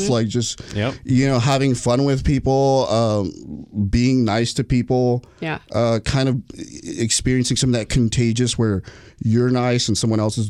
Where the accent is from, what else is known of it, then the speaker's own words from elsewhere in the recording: Lufkin, Texas, United States; I hated growing up in East Texas